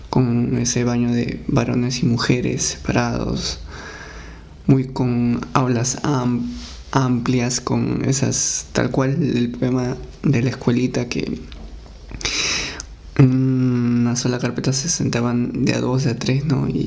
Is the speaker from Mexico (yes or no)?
no; Rosario, Huancavelica, Peru; now in Lima, Peru; yo nací en la sierra, en Huancavelica, en un pueblito que se llamaba Rosario.